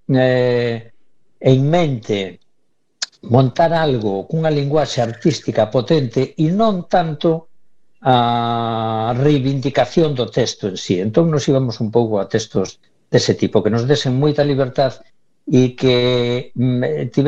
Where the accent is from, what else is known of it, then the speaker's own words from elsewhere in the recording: Vigo, Galicia, Spain; como vigués sempre sentín un pouco de envexa nos anos 80 e 90